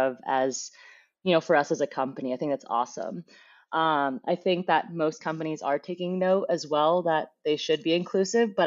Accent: Fremont, California, United States; growing up in Fremont, there wasn't too much, like you would say, like wilderness

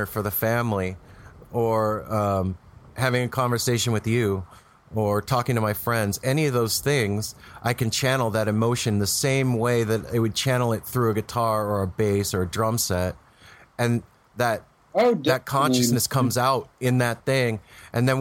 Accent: United States; moved away; also born or lived in Las Vegas, Nevada / Los Angeles, California; I grew up in Vegas in L.A.

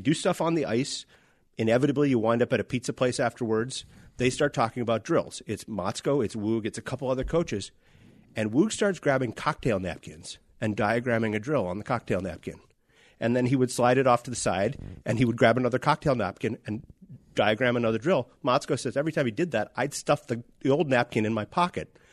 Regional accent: Warroad, Minnesota, United States; I grew up in War Road

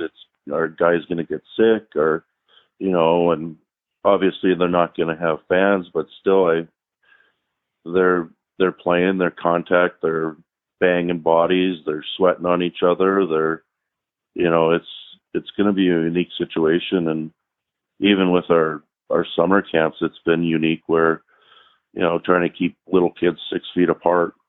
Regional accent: Canada; moved away as an adult; now in Minnesota, United States; not growing up in the states and growing up in Canada, and then when I come down here in college

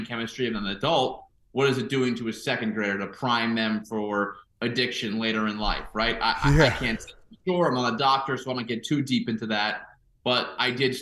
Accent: Suffern, New York, United States; also born or lived in California; I grew up in Rockland County, New York, in Suffern, which is like 30 minutes north of New York City

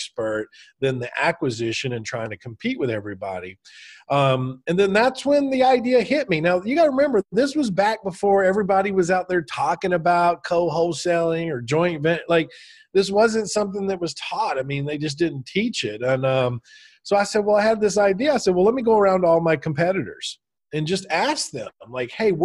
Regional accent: Alabama, United States; moved away as an adult; also born or lived in San Francisco Bay Area, California; I'm from Alabama.

